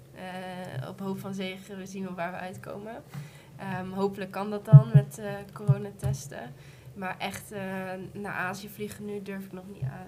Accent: Achterhoek, Gelderland, Netherlands; ik kom zelf uit Duisburg, meer Achterhoek

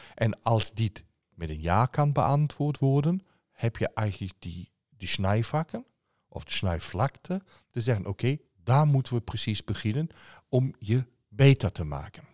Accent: Germany; als Duitser

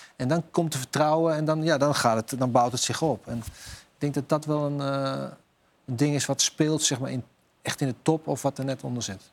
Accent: Netherlands; wij zijn Nederlanders

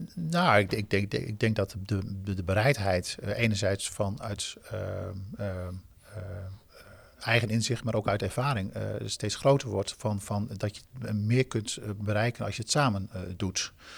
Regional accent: Groningen, Netherlands; ik ben een Groninger, dan word je wat kort voor de kop.

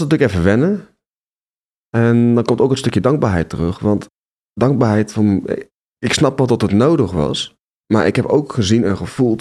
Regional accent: Nijmegen, Gelderland, Netherlands; Ik ben ehm, geboren in Nijmegen

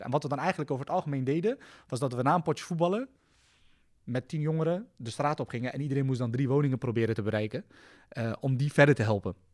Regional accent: The Hague, South Holland, Netherlands; ik kom zelf uit de Schilderswijk

